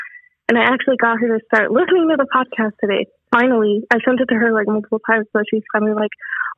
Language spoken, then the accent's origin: English; California, United States; I'm from California